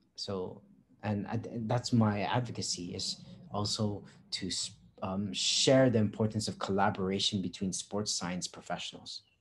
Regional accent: Guam; moved away as an adult; now in Philippines

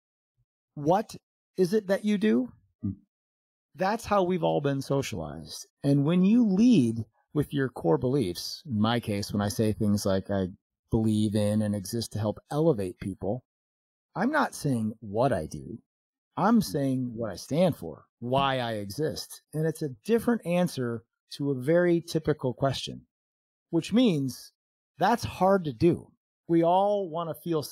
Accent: Chicago, Illinois, United States; moved away as an adult; now in Phoenix, United States; Chicago, which was my hometown and the area where I lived most of my adult life before we moved here to Phoenix

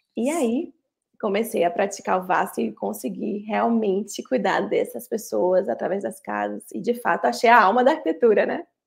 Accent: Bahia, Brazil; sou da Bahia

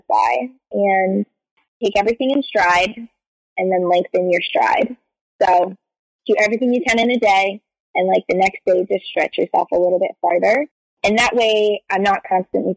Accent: East Coast, United States; moved away as an adult; also born or lived in San Francisco; now in New York, United States; I'm originally from the East Coast

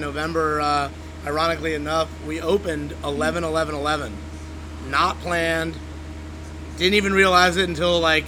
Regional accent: Tampa, Florida, United States; also born or lived in Buffalo, New York; I grew up in Tampa

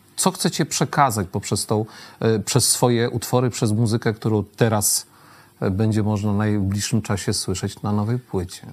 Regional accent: Świdnik, Lublin Voivodeship, Poland; jestem ze Świdnika, tak urodziłem się w Świdniku

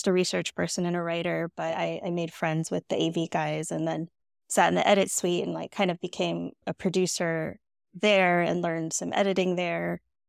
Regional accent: California, United States; Okay, my background. So I grew up in the Bay Area in California.

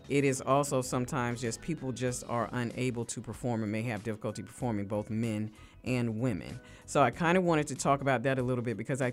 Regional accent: United States; I consider myself as African American, not a black person who just happened to be born in America

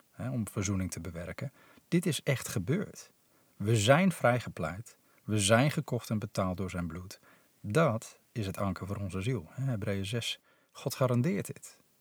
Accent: Netherlands; also born or lived in Nepal; hier in ons polderlandje

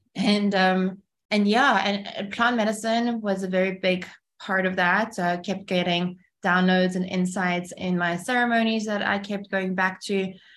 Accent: Cape Town, Western Cape, South Africa; English is a second language; also born or lived in Kyiv, Ukraine; we moved from Kiev to Cape Town. I was only six

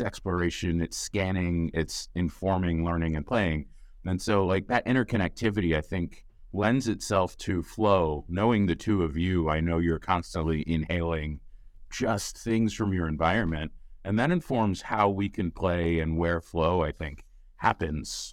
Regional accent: United States; I'm an American

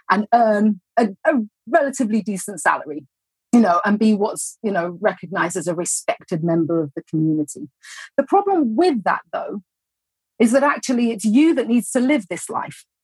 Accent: Mumbai, Maharashtra, India; I'm a college student majoring in psychology and education studies, and I'm from

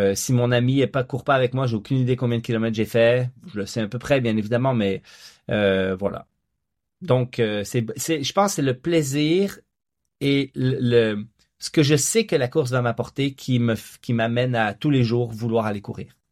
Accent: Quebec, Canada; also born or lived in Franches-Montagnes, Switzerland; j'ai grandi en Suisse la première partie de ma vie jusqu'à 10 ans avant d'émigrer au Québec.

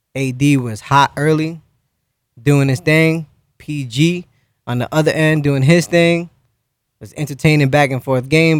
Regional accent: New York, United States; I grew up in New York

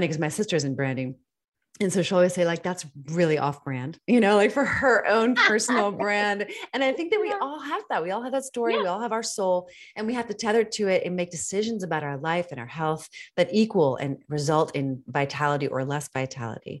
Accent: D.C., Northern Virginia, United States; It was in Northern Virginia. I grew up outside of Washington, D.C.

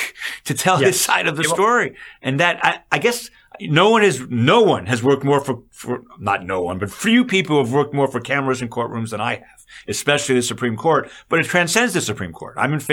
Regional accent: New York, United States; So, Chris, I just want to pause for a moment because I'm from Long Island I've known about Donald Trump for a long time.

